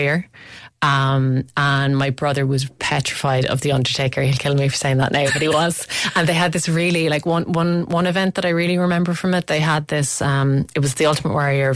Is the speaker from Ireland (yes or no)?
yes; Limerick, Munster, Ireland; I'm from Limerick and so is Kate O'Brien, and she went to the same secondary school as me, Laurel Hill